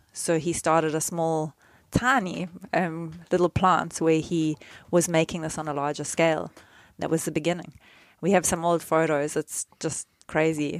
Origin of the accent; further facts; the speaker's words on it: South Africa; when I was growing up in South Africa